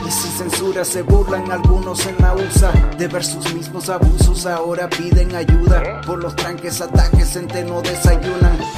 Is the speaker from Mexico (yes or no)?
no; Nicaragua; now in United States